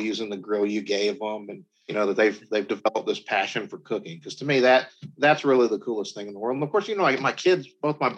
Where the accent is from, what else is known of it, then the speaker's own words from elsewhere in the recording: the South, United States; Growing up in the South